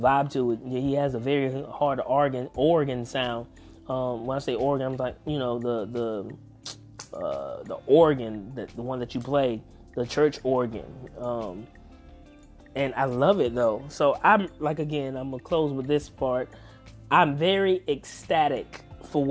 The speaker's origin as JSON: {"language": "English", "region": "the South", "country": "United States", "tie": "born or raised there", "said": "I'm from the South, y'all"}